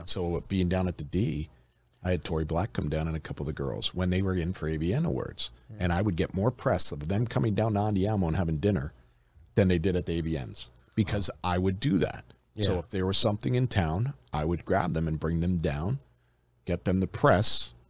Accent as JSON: {"language": "English", "town": "Detroit", "region": "Michigan", "country": "United States", "said": "Listen, we're from Detroit. Let's just use Detroit for example."}